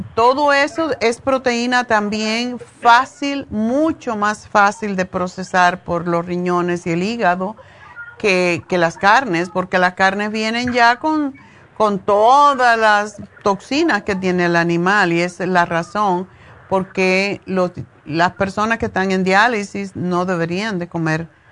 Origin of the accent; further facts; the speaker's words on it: Cuba; moved away as an adult; hasta que me fui de Cuba